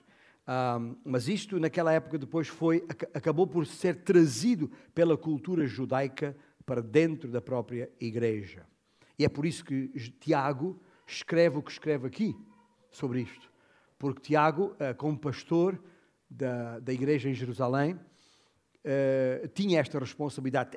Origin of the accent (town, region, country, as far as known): Portugal